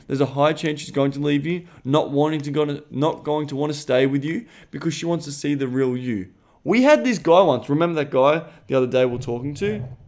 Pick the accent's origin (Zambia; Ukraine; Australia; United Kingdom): Australia; I'm Australian